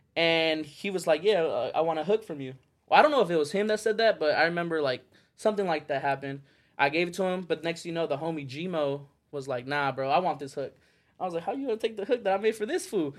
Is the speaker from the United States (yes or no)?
yes; Phoenix, Arizona, United States; moved away as an adult; also born or lived in Las Vegas, Nevada; I moved away from Phoenix and I moved to Vegas